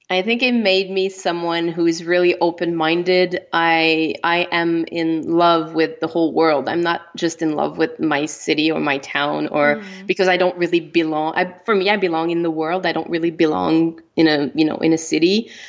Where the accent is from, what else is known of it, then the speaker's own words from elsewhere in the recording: Canada; first language French; English is a second language; I'm French. You know, my my first language is French. I'm from Canada